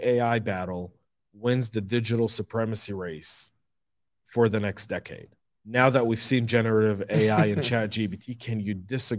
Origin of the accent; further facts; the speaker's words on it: Denver, Colorado, United States; I grew up in Denver. You know, I did like a good part of my life in Denver.